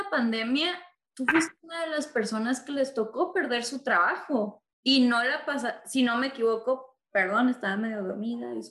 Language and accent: Spanish; Mexico; yo soy de México